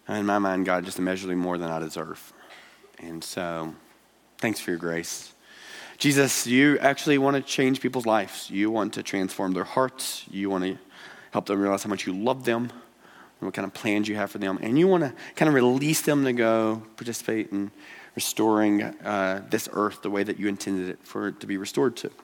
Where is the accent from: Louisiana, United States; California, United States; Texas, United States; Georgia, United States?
Georgia, United States; now in Billings, United States; I'm from Georgia. Uh, that's where this uh, draw is from